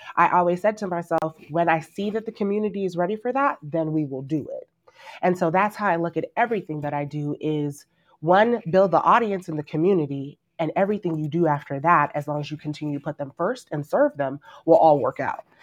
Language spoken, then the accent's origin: English; Nigeria; I'm Nigerian